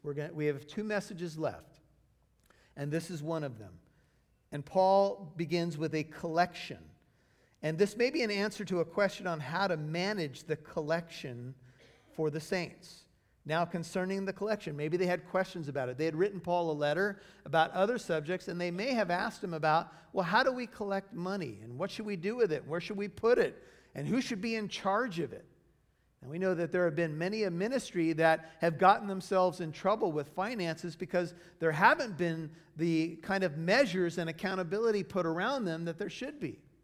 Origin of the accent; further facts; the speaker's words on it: United States; my life as an American